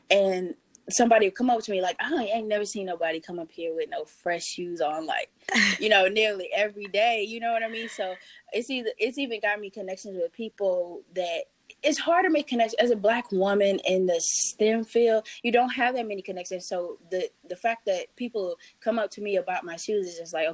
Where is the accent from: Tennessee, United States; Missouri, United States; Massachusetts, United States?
Missouri, United States; St. Louis; I got an op- opportunity to go intern at Anheuser-Busch in St. Louis, actually back in my hometown.